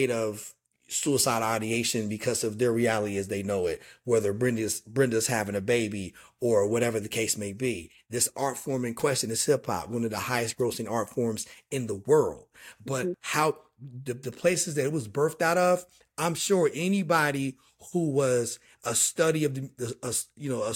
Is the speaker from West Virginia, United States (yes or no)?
yes; Dunbar, West Virginia, United States; moved away as an adult; also born or lived in Charleston, West Virginia; born in Charleston, raised in Dunbar, just outside of Charleston